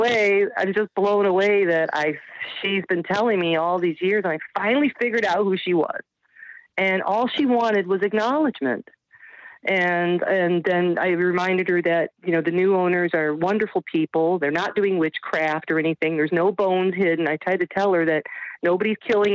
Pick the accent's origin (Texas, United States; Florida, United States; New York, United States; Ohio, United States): Ohio, United States; Parma; I was like the original ghost hunter in Ohio. Here, I'm from Parma.